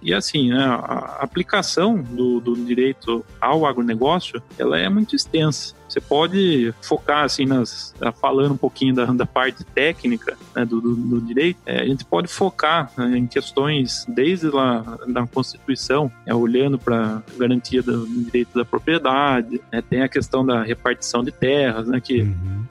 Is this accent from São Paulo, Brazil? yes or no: yes; Porto Feliz, São Paulo, Brazil; eu nasci em Porto Feliz, é, estado de São Paulo, que é ficar próximo a Sorocaba